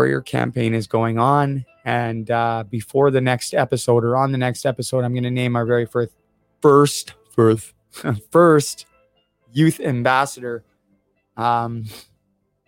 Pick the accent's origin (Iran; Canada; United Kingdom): Canada; Vancouver, British Columbia; now in South Dundas, Canada; growing up in Vancouver